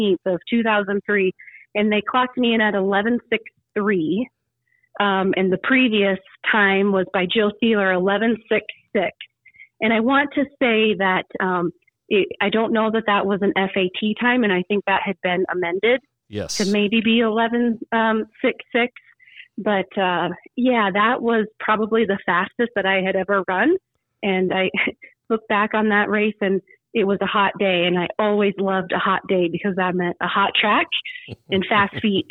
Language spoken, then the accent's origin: English; Rapid City, South Dakota, United States; moved away as an adult; also born or lived in Colorado; growing up in Rapid City